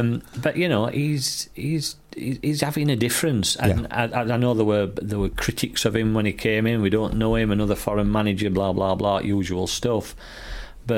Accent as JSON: {"language": "English", "town": "Ecclesfield", "region": "Yorkshire and the Humber", "country": "United Kingdom", "said": "that's where I were from"}